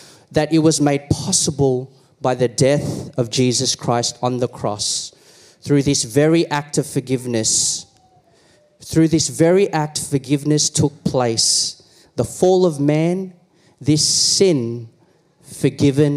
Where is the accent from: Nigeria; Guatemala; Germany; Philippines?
Philippines; I am Filipino